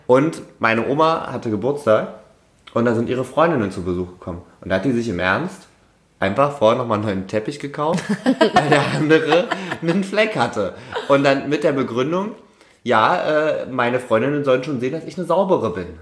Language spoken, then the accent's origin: German; Saxony-Anhalt, Germany; now in Stuttgart, Germany; Sachsen-Anhalt ist ein sehr langweiliges Bundesland